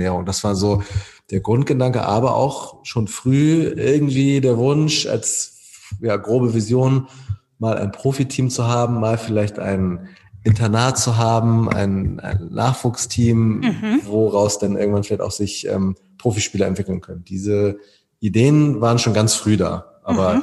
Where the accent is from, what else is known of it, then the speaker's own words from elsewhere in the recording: Wedel, Schleswig-Holstein, Germany; Ich komme selber aus Wedel